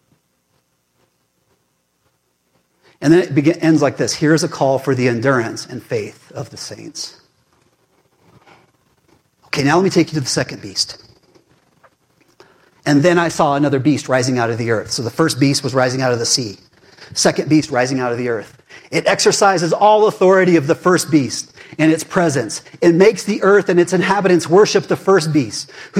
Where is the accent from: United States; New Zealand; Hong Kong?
United States; I'm an American and a Christian